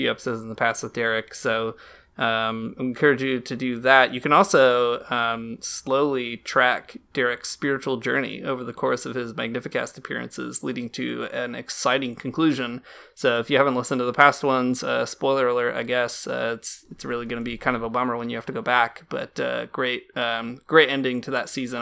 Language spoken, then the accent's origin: English; United States; now in Canada; I live in Canada and I'm an American